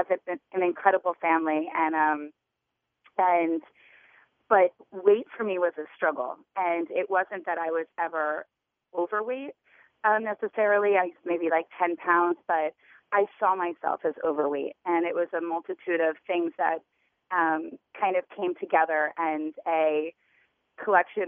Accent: Wilmington, Delaware, United States; moved away as an adult; now in New York, United States; I grew up in Wilmington, Delaware

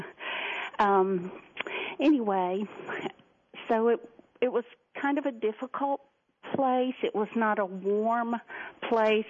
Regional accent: Columbia, South Carolina, United States; now in Greenville, United States; grew up in the capital city called Columbia, South Carolina. I live north of there in Greenville now

